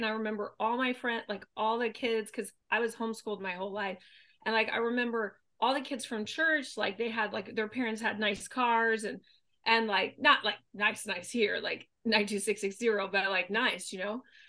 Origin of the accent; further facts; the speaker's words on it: Thailand; moved away; We grew up in Thailand, but we didn't have money.